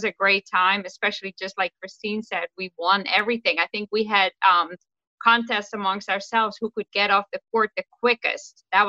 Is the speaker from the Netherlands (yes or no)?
yes; Netherlands; English is a second language; now in United States; I came from Holland and I was used to a much faster pace